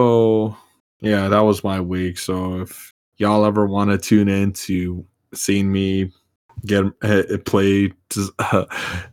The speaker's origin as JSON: {"language": "English", "country": "United States"}